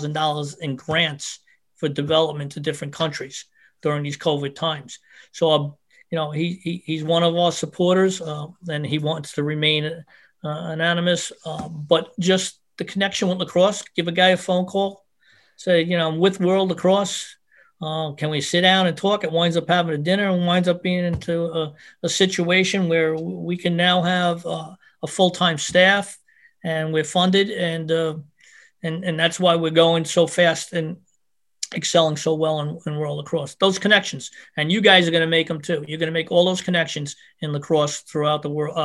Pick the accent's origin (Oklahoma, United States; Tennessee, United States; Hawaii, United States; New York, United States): New York, United States; Long Island; I grew up in Long Island